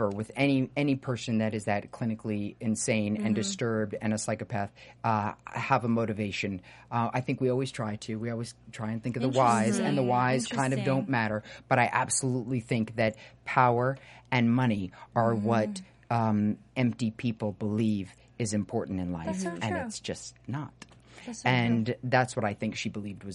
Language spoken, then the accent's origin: English; New York, United States; I grew up in New York